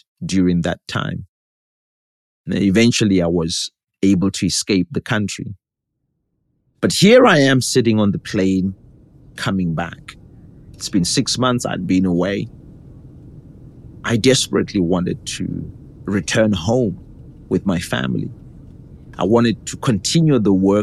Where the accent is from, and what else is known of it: Zimbabwe; moved away as an adult; also born or lived in United States